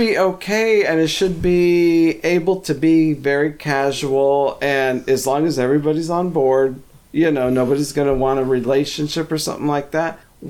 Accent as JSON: {"language": "English", "town": "Phoenix", "region": "Arizona", "country": "United States", "moved": "yes", "said": "I'm from Phoenix."}